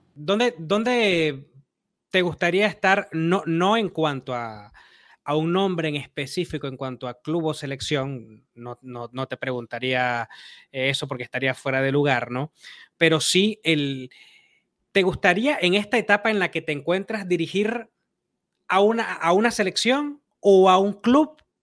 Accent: Venezuela; yo soy venezolano

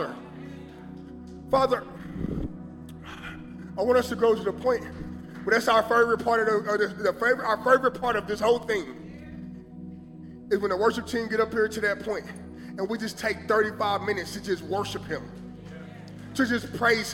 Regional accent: Kansas City, Missouri, United States; I'm from Kansas City.

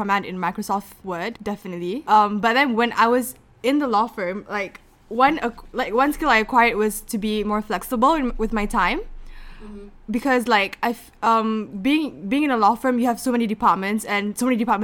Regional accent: Kuala Lumpur, Malaysia; moved away as an adult; now in Durham, United Kingdom; I'm born and raised in KL.

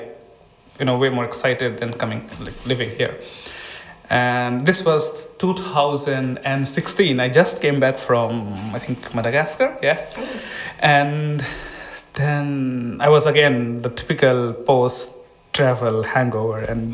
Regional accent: India; moved away as an adult; now in Estonia; I'm from India

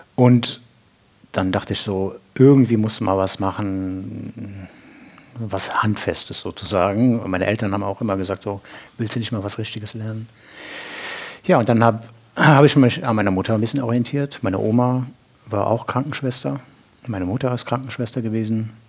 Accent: Andernach, Rhineland-Palatinate, Germany; moved away as an adult; now in Winningen, Germany; bin ich geboren in Andernach am Rhein

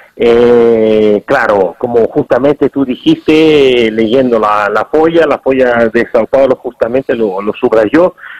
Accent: Italy; now in Brazil; en mi país, eh, lamentablemente, no es así. yo soy italiano

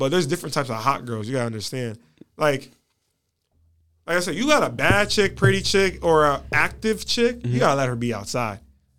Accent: Connecticut, United States; I'm from Connecticut.

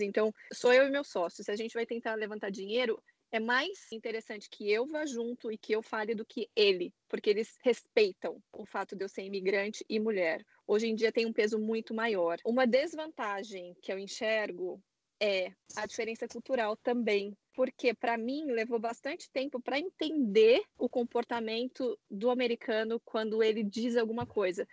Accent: São Paulo, Brazil; moved away as an adult; now in San Francisco, United States; eu sou de São Paulo

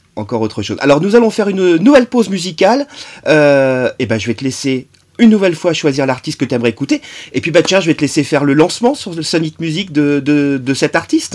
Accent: Normandy, France; chez nous en Normandie

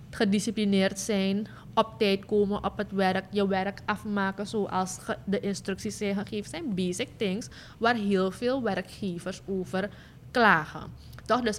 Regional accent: Suriname; deze vraagstukken hebben heel veel te maken met de uh, grondrechten die wij hebben als Surinamers.

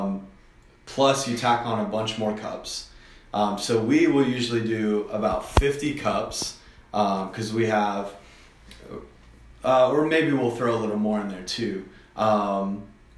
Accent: Southwest Florida, United States; moved away as an adult; also born or lived in Lakeland, Florida; now in Atlanta, United States; Lived in Southwest Florida for the majority of my life

